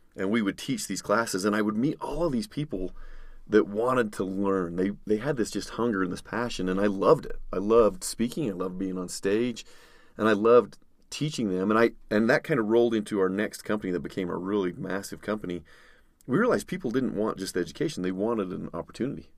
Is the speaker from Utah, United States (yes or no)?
yes; Utah, United States; grew up in Utah, born and raised